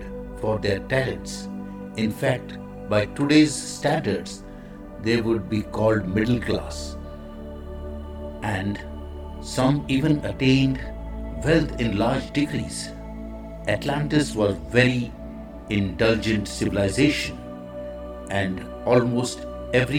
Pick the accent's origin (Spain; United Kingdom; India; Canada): India; I am the Indian monk